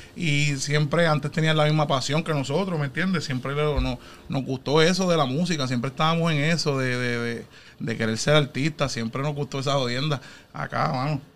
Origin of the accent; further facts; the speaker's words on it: Guayama, Puerto Rico; also born or lived in Philadelphia; now in Connecticut, United States; Yo nací aquí en Filadelfia, pero este, de pequeño mami se mudó para allá, para Puerto Rico, y nos fuimos para Guayama, para allá a vivir.